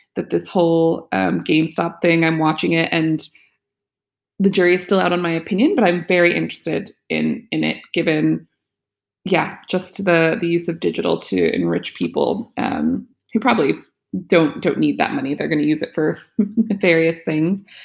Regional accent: United States; the U S, my home country

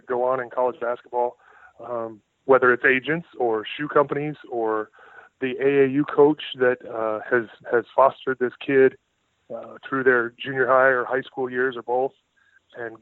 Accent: San Diego, California, United States; moved away as an adult; also born or lived in Kansas; now in Indiana, United States; I grew up in San Diego. That's home.

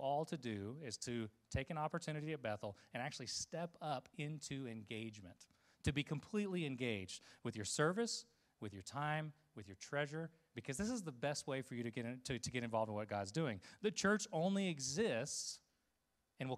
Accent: Costa Rica; moved away; Growing up in Costa Rica

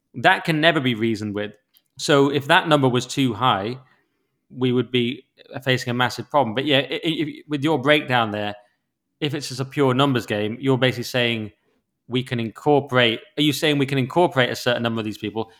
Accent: England, United Kingdom

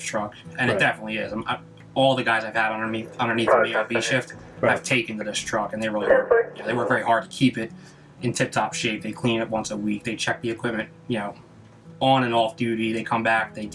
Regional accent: Wildwood, New Jersey, United States; born and raised in Wildwood

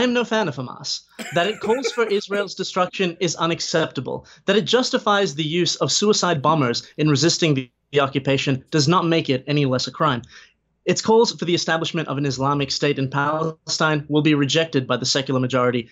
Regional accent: Australia; speaking as an Australian

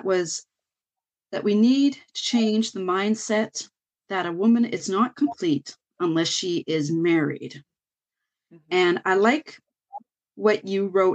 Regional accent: Canada; I'm Canadian

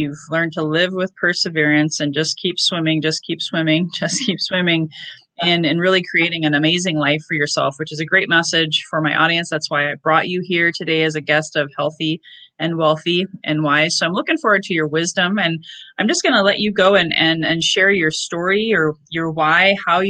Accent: Northwest Iowa, United States; moved away; also born or lived in Minneapolis; I grew up in Northwest Iowa, but I went all the way to Minneapolis.

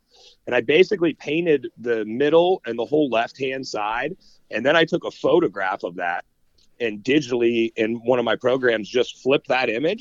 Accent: Austintown, Ohio, United States; still in the house that I grew up in Austin Town

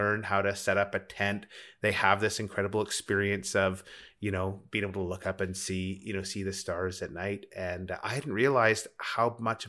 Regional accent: Rocky Mountains, United States; And it's funny, growing up in the Rockies, I don't remember a time when I didn't know how to put up a tent or build a campfire.

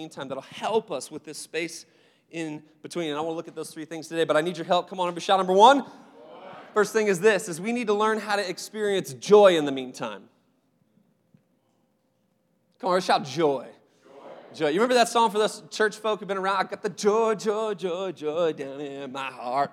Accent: Seattle, Washington, United States; moved away; also born or lived in Phoenix; I grew up in Seattle for the most part

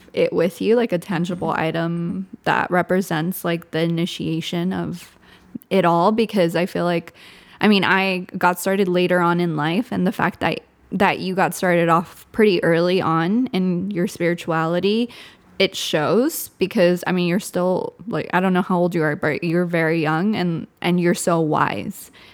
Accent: Southern California, United States; first language Spanish; English is a second language; I'm from SoCal too

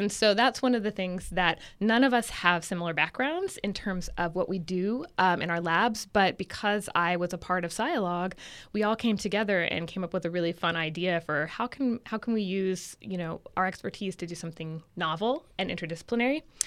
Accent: Santa Rosa, California, United States; now in Davis, United States; I'm originally from Northern California, so I'm from a town in Sonoma County called Santa Rosa. And when I used to, you know, when I was growing up, we would drive around and cows were everywhere.

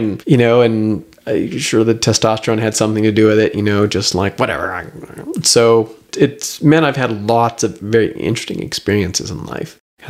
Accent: Canada; And then I'm explaining, look, I'm Canadian.

